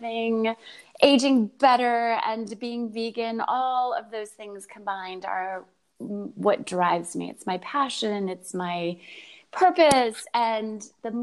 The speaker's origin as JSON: {"language": "English", "region": "upstate New York", "country": "United States", "tie": "born or raised there", "said": "I grew up in upstate New York"}